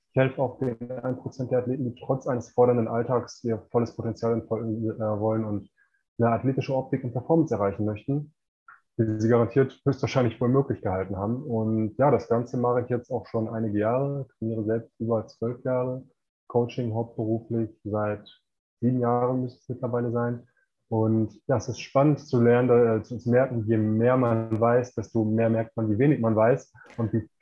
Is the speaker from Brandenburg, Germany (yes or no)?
no; Bochum, North Rhine-Westphalia, Germany; moved away as an adult; now in Mexico; ich komme ursprünglich aus Bochum, das ist im Ruhrgebiet und ähm, ja, arbeite jetzt mittlerweile ortsunabhängig aus Mexiko.